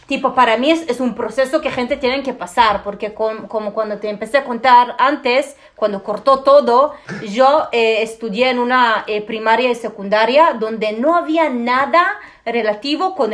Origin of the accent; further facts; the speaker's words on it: Israel; also born or lived in Ukraine; Llegué acá cuando tenía dos años. Soy más israelí que israelí.